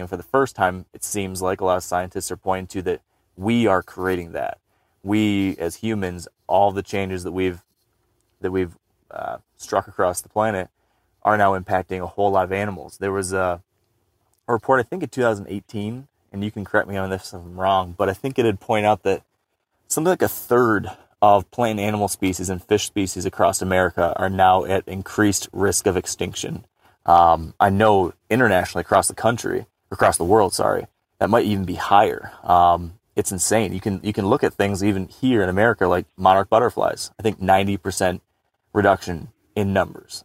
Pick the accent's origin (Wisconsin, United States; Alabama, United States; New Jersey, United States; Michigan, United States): Michigan, United States; my home state of Michigan